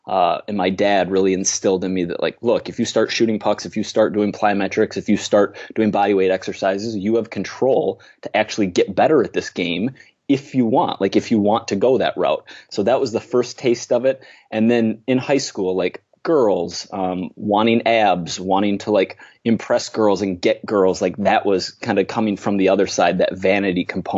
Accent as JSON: {"language": "English", "region": "Minnesota", "country": "United States", "tie": "born or raised there", "lives_now": "New York City, United States", "said": "I live in New York City. I grew up in Minnesota, in the Midwest of the USA here"}